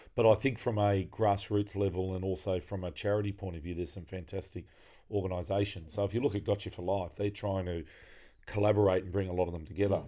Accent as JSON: {"language": "English", "area": "Frenchs Forest", "region": "New South Wales", "country": "Australia", "tie": "born or raised there", "said": "the broader area where I grew up in Francis Forrest"}